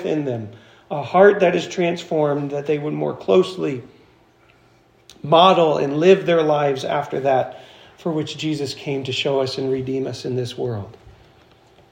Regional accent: Florence, United States; When I was growing up in Florence

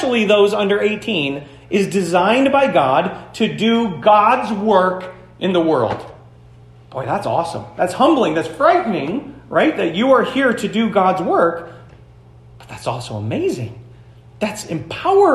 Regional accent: United States; we all do as American Christians

